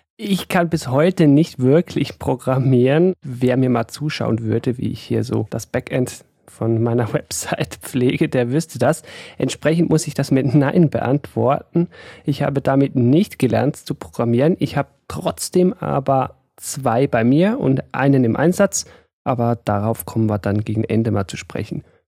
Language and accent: German; Switzerland; ich bin aus der Schweiz